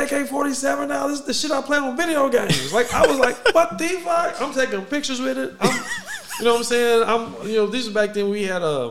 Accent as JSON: {"language": "English", "town": "Waco", "region": "Texas", "country": "United States", "said": "I'm from Waco"}